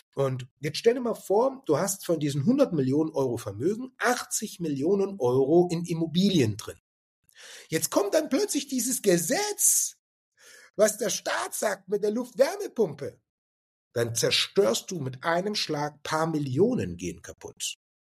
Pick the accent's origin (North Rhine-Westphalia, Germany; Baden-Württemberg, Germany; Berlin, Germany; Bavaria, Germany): Baden-Württemberg, Germany; Stuttgart; moved away as an adult; ich komme ursprünglich aus Stuttgart und bin in Stuttgart geboren